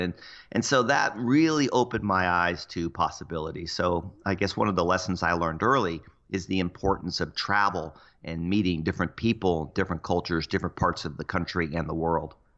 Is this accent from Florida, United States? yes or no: yes; Cocoa Beach, Florida, United States; moved away; also born or lived in Seattle; I grew up in Cocoa Beach